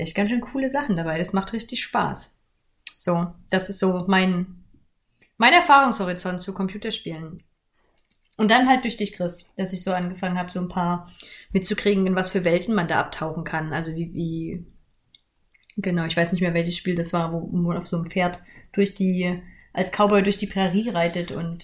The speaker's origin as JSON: {"language": "German", "country": "Germany", "tie": "born or raised there", "said": "ich bin in der DDR groß geworden, so zumindest die ersten acht Jahre"}